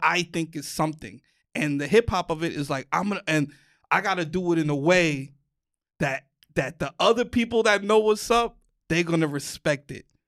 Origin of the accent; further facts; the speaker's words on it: New York City, New York, United States; moved away; I'm from the mecca